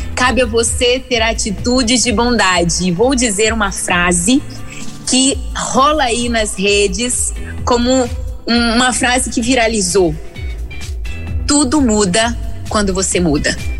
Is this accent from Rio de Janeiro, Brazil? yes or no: yes; Rio de Janeiro, Brazil; now in Vila Velha, Brazil; no Espírito Santo, mas sou carioca